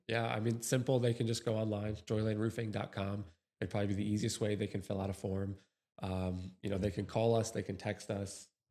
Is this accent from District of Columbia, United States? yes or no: no; New York, United States; moved away; originally from New York